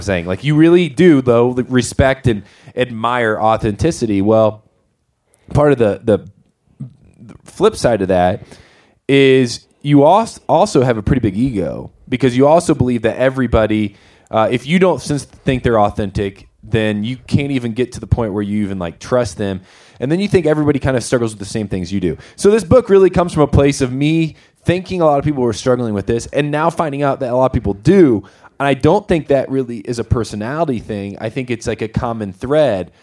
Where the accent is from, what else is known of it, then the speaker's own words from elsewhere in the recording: Winona Lake, Indiana, United States; moved away as an adult; now in Golden, Colorado, United States; I grew up in Indiana, northern Indiana, a place called Winona Lake.